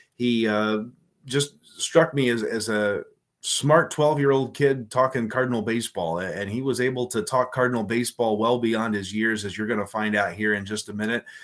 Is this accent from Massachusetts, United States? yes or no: no; Mount Carmel, Illinois, United States; here in my hometown of Mount Carmel, Illinois